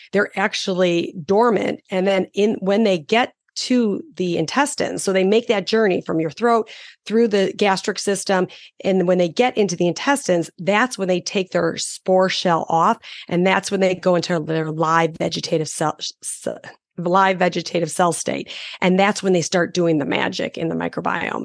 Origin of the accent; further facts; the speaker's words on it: Chicago, Illinois, United States; I'm from Chicago